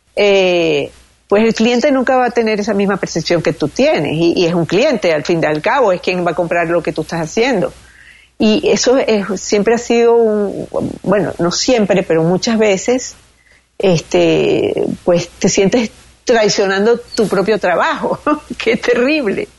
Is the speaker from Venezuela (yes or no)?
yes; Venezuela; moved away; Todo lo que está pasando en mi país, que ha sido muy duro